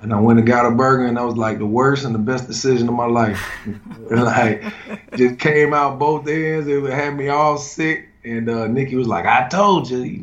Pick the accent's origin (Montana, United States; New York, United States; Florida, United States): Florida, United States; South; I'm from South Florida